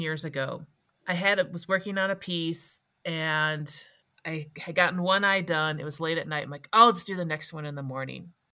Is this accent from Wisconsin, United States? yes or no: yes; Wisconsin, United States; now in Colorado, United States; I grew up in Wisconsin